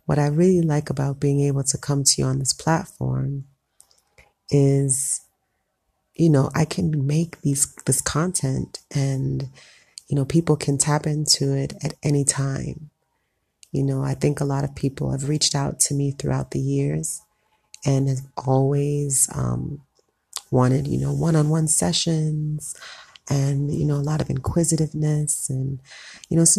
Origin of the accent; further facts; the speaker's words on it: South Florida, United States; moved away as an adult; now in Ethiopia; I grew up in South Florida, two parents who were both Jamaican, so I'm Jamaican descent, first generation American